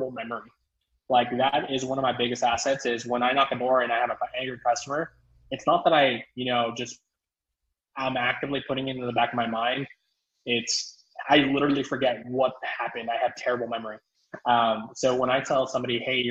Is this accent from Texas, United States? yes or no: yes; South Texas, United States; So my hometown just got devastated by Hurricane Hannah.